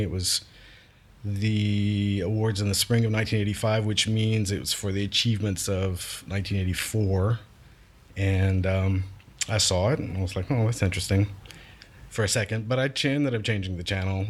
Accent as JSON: {"language": "English", "town": "Larose", "region": "Louisiana", "country": "United States", "tie": "born or raised there", "said": "I was born and raised in Louisiana, down the bayou, Lafouche Parish, La Rose spe-, specifically"}